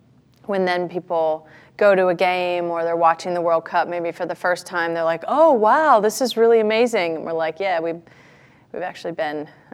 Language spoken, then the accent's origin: English; United States; from the United States.